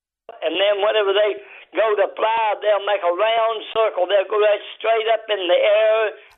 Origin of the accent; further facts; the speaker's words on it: Morehead, Kentucky, United States; Moorhead, Kentucky.